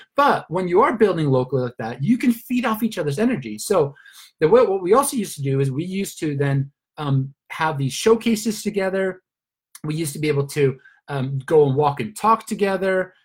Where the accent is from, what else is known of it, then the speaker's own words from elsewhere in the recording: Sweden; moved away as an adult; also born or lived in Australia / Luxembourg / London / Turkey; now in Spain; I'm originally from Sweden